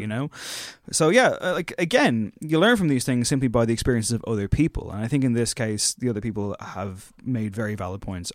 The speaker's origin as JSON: {"language": "English", "country": "Ireland", "said": "as two Irish white lads"}